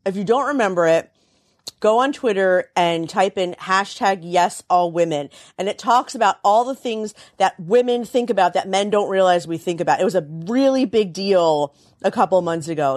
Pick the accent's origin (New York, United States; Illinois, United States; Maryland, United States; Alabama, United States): Maryland, United States; Frederick; I grew up in Frederick, Maryland